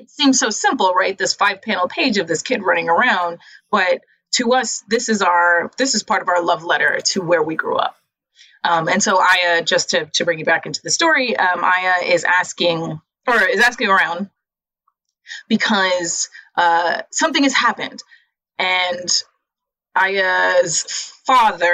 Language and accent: English; New York City, New York, United States; I grew up in the Lower East Side, which is not the projects